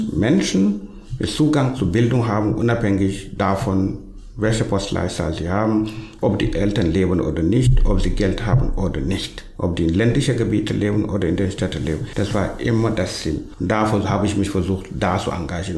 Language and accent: German; Senegal; German is a second language; moved away as an adult; now in Halle, Germany; Also meine ursprüngliche Heimat ist Senegal, da bin ich geboren, aufgewachsen, sozialisiert